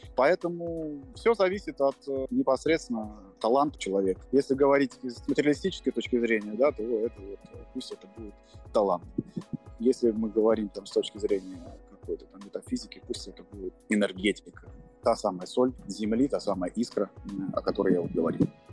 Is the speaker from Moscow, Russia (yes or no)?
yes; Moscow, Russia; я родился в Москве